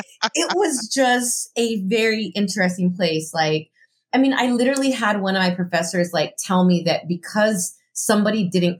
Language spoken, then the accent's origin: English; El Paso, Texas, United States; moved away as an adult; also born or lived in Southern California; now in Chicago, United States; I grew up in El Paso, Texas. It's a border city.